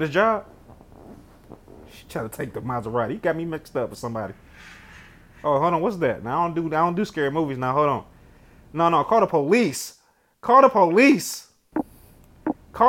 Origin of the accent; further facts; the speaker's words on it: Detroit, Michigan, United States; I'm from Detroit.